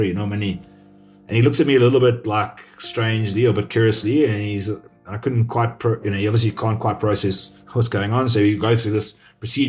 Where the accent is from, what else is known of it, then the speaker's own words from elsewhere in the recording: South Africa; as a South African